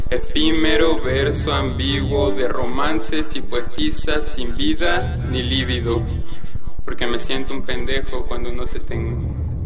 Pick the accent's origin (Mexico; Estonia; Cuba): Mexico; Iztapalapa, Mexico City; born there; tengo 22 años y nací en Iztapalapa, aquí en, la Ciudad de México.